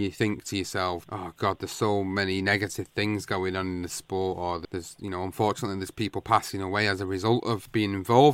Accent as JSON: {"language": "English", "region": "England", "country": "United Kingdom", "said": "I'm an Englishman"}